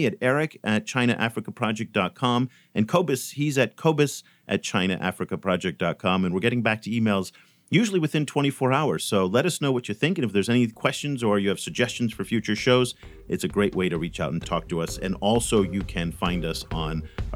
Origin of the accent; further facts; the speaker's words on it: California, United States; I come from the United States, and in California